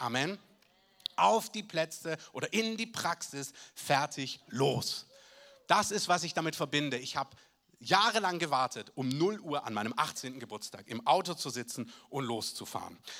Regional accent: Southern Germany, Germany; bei uns in Süddeutschland

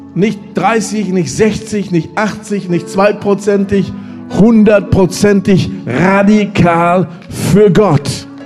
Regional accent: Germany; also born or lived in Lüdenscheid

